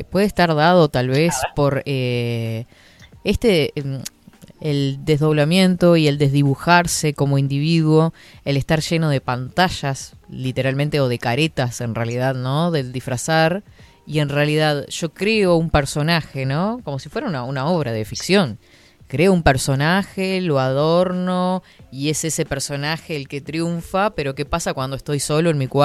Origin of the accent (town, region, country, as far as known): Uruguay